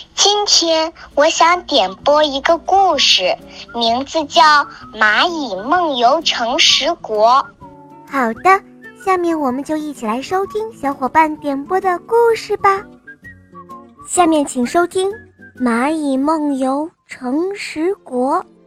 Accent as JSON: {"language": "Chinese", "town": "Weifang", "region": "Shandong", "country": "China", "said": "我六岁了。我来自美丽的风筝之都，山东潍坊"}